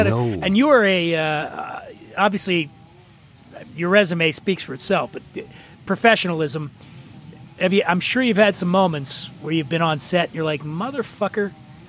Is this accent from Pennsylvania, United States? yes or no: yes; Philadelphia, Pennsylvania, United States; moved away; I grew up in Philly, in a tough neighborhood in Philly.